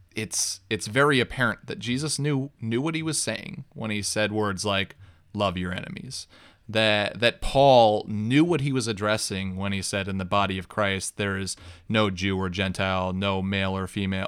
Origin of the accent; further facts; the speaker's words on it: New York, United States; growing up in New York